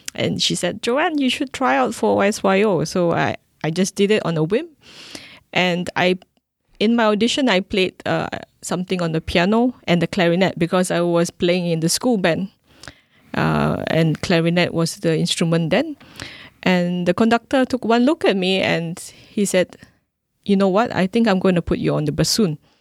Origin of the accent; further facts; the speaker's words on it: Singapore; I'm a Singaporean classical musician